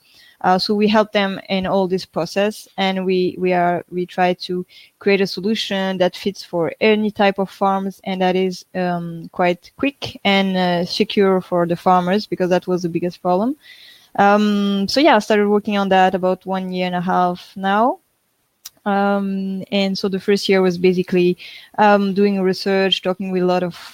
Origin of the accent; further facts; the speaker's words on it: France; moved away; we are from France, so we were living in France at this time